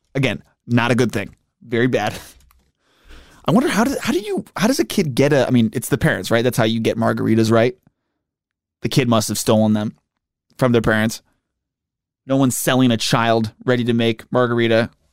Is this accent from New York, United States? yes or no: yes; Buffalo, New York, United States; moved away; I grew up in Buffalo